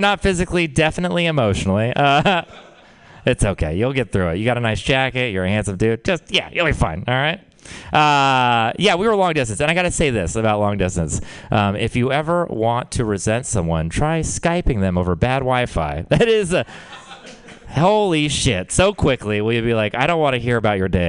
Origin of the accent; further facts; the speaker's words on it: Texas, United States; I'm from Texas